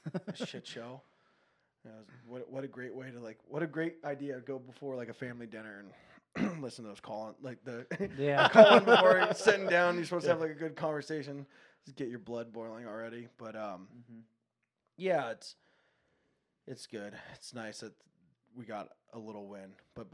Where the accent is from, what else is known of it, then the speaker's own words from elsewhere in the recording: Encinitas, California, United States; As a kid, you know, I grew up in Encinitas. I surfed Seaside.